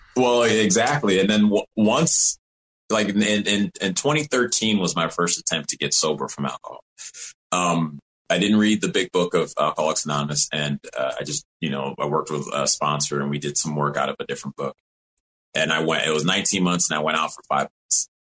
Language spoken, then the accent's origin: English; Evanston, Illinois, United States; also born or lived in Rochester, New York; I was born in Rochester, New York and grew up in Evanston, Illinois, Illinois, right outside of Chicago.